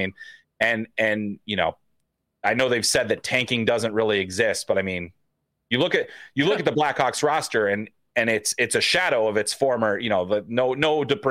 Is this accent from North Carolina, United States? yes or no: no; Chicago, Illinois, United States; I grew up in Chicago, wearing a White Sox hat, Chicago Stadium behind me.